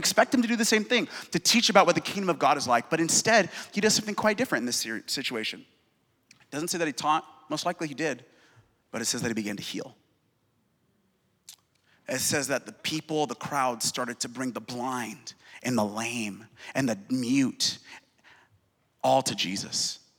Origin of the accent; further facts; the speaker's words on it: Seattle, Washington, United States; I'm from Seattle, and the god of my city is success.